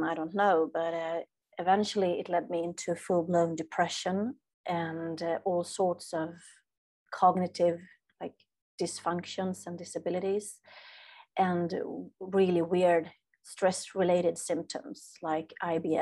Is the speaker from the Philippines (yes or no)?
no; Sweden; as a Swede, I'm from Sweden, so here we are taught